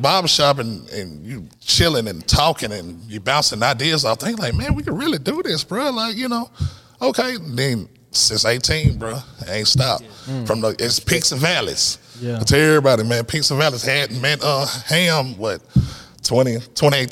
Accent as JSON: {"language": "English", "town": "Nashville", "region": "Tennessee", "country": "United States", "tie": "born or raised there", "also_born_or_lived": "Atlanta", "said": "I'm a Nashville native"}